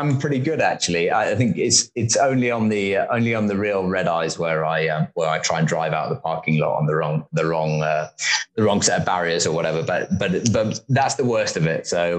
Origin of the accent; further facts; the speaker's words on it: United Kingdom; That I don't know the Queen personally, I suspect, or something along those lines. I think, probably the size of our country. I think we're often seen as quite small and regional.